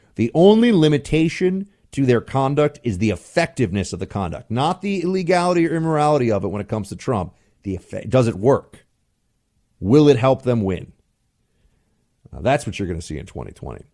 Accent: United States; I'm an American. I'm a citizen.

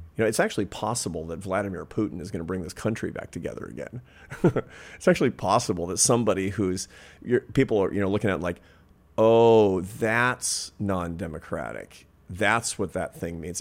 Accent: Pacific Northwest, United States; when I was a kid, for example, growing up in the Pacific Northwest

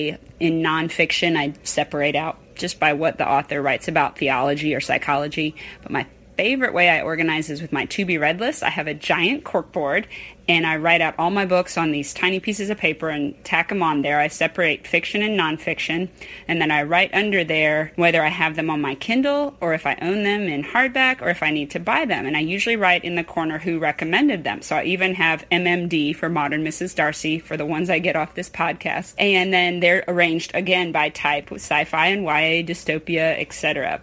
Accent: Statesboro, Georgia, United States; from Statesboro, Georgia.

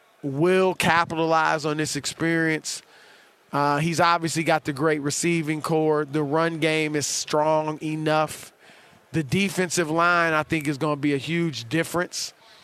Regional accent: Ohio, United States; And I'm from Ohio.

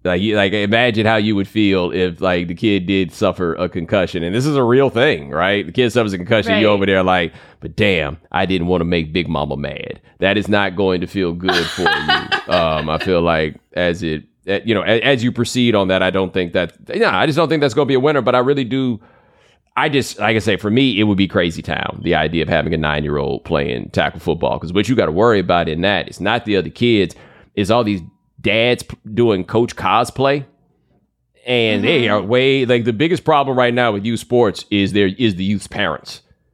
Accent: Texas, United States; And I grew up in Texas, so I would see this.

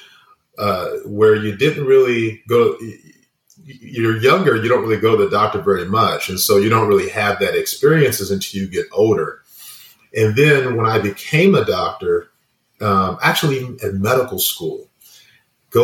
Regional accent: Inglewood, California, United States; growing up in Inglewood, California

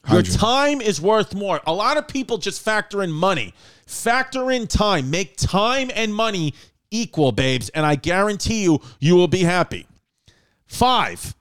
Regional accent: New York City, New York, United States; I grew up on Seneca Avenue in Ridgewood, Queens

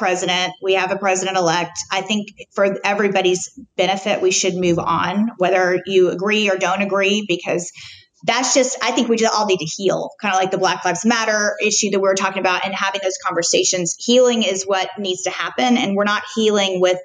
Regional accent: Highland Park, Texas, United States; also born or lived in Washington; was born in Highland Park, not Fair Park

